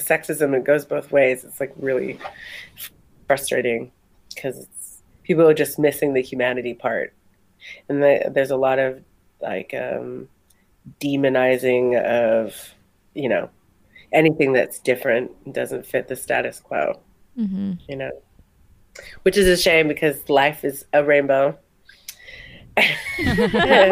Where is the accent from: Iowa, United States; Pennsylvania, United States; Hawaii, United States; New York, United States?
Hawaii, United States; Kauai; moved away; I'm from a very small island in the Pacific called Kauai.